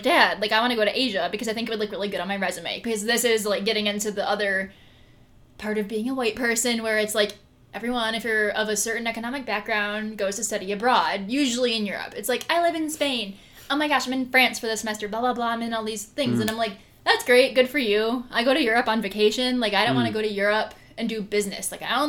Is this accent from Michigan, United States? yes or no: yes; Saginaw, Michigan, United States; moved away; we always had the Japanese cars growing up in Saginaw.